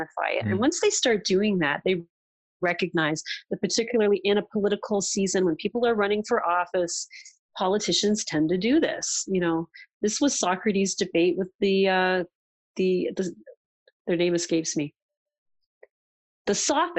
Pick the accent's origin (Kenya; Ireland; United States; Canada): Canada; as a Canadian